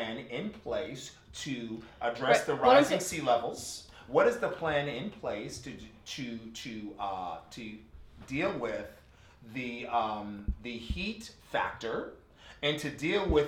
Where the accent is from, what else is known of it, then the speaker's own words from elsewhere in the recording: Northeast, United States; me being African American, I'm Black, White, and Native American, but I'm from the Northeast.